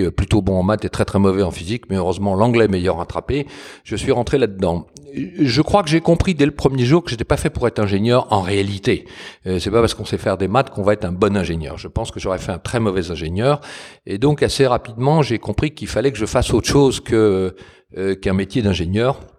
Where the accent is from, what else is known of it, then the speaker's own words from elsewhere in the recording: Paris, Île-de-France, France; moved away as an adult; je suis finalement, euh, d'un point de vue de l'éducation, un pur parisien. J'ai fait euh, toutes mes études et quand j'ai quitté Paris, c'est pour aller à l'étranger. Donc, je, me revendique plutôt parisien, mais j'ai du côté de ma mère des ascendants normands et du côté de mon père des ascendants lyonnais